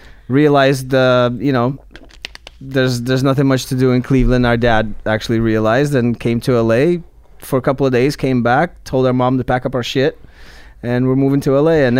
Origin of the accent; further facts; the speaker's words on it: Belarus; moved away; Belarus, former Soviet Union.